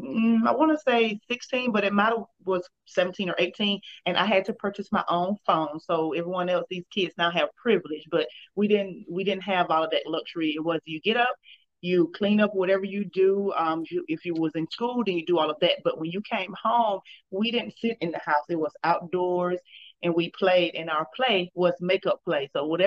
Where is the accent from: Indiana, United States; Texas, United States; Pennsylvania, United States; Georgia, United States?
Georgia, United States; Danville; Okay, so, well, as we know, it's the country, so we don't have a lot of big stores or anything like that.